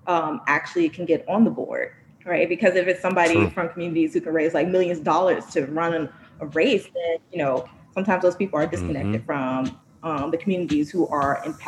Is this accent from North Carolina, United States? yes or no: no; Chicago, Illinois, United States; I was born and raised in Inglewood, same as my father.